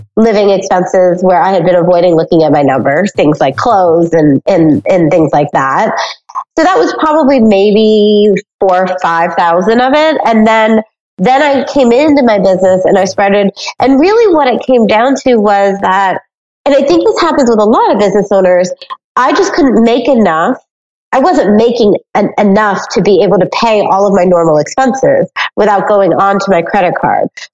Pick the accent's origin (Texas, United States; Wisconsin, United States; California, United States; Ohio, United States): Ohio, United States; Cincinnati; I grew up in Cincinnati, Ohio